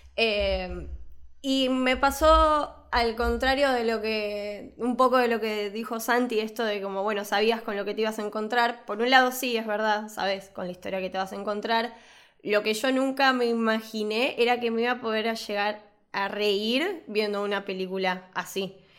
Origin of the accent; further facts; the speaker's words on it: Buenos Aires, Argentina; al de Devoto, que es, aparte del cine del barrio que fui toda mi vida